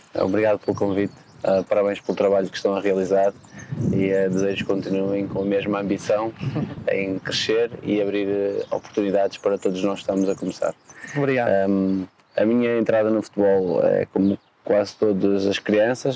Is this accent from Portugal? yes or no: yes; home town of the Lagoense club, Norte, Portugal; o Lagoense, que é o clube da minha terra natal